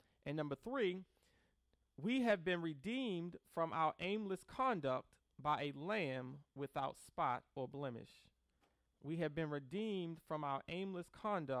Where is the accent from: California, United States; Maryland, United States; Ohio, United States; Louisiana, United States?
Maryland, United States; Baltimore; Growing up in Baltimore City